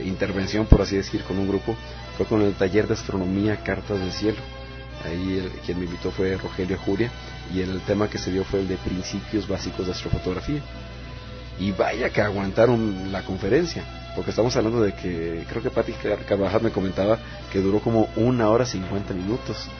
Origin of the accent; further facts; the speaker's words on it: Monterrey, Nuevo León, Mexico; yo soy Regio Montano, allá nací en Monterrey